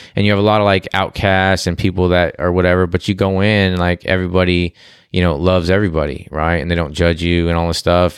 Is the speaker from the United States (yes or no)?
yes; Glendale, California, United States; moved away as an adult; also born or lived in Canoga Park, California; now in Texas, United States; I was born, uh, in Glendale, and I, and I grew up in Glendale and spent half my life in Glendale and my other half in, uh, Canoga Park, which is San Fernando Valley